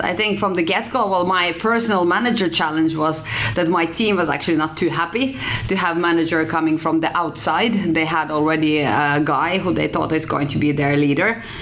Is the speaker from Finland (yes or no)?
yes; Finland; moved away as an adult; also born or lived in Norway; now in Oslo, Norway; I'm from Finland